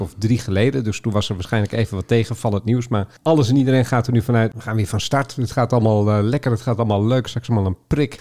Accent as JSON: {"language": "Dutch", "town": "Haren", "region": "Groningen", "country": "Netherlands", "tie": "born or raised there", "moved": "yes", "said": "Haren, waar ik vandaan kom oorspronkelijk. Groningenwijk geboren ben overigens."}